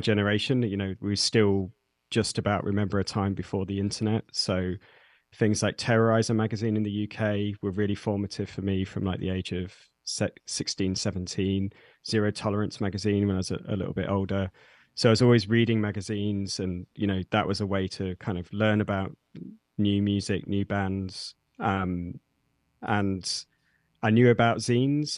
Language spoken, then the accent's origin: English; Nottingham, East Midlands, United Kingdom; I'm from the U K. I grew up in Nottingham, which is a, a city in the, the middle of the U K, that, in the Midlands.